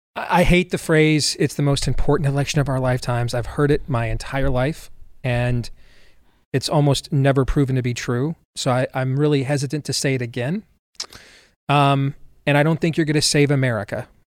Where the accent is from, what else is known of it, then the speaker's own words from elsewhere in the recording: Michigan, United States; I grew up in Michigan.